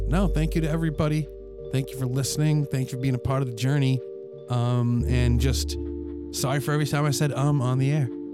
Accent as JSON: {"language": "English", "region": "New England", "country": "United States", "tie": "born or raised there", "said": "growing up in New England"}